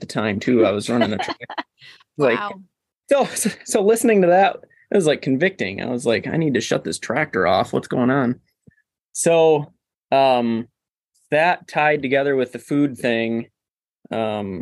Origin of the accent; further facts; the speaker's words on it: Cadillac, Michigan, United States; I grew up in the Cadillac area, kind of close to where we are now